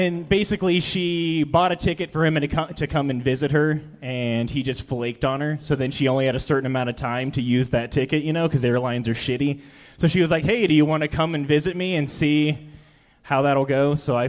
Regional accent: Tucson, Arizona, United States; now in Spokane, United States; No, actually, I'm from Tucson, Arizona.

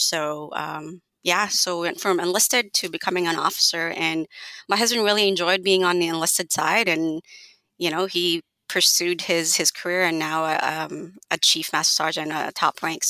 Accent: Alaska, United States; I grew up in Alaska, and I was looking for ways to pay for college.

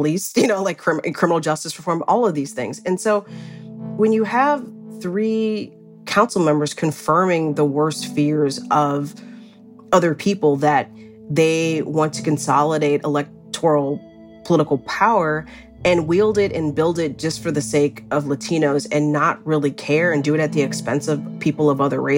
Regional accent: Cleveland, Ohio, United States; also born or lived in Indianapolis, Indiana; now in Los Angeles, United States; I grew up in Cleveland, Ohio. I lived in Indianapolis, Indiana for years

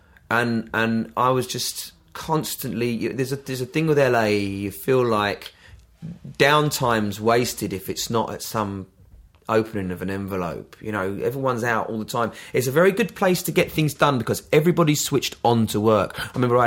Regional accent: London, United Kingdom; moved away as an adult; also born or lived in Brighton / Los Angeles; now in Worthing, United Kingdom; I'm a Londoner

